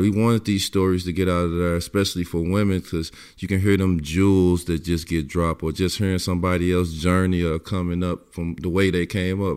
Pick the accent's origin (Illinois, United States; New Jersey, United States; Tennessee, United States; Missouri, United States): Illinois, United States; East St. Louis; I'm from East St. Louis, so you know you follow everybody from the hometown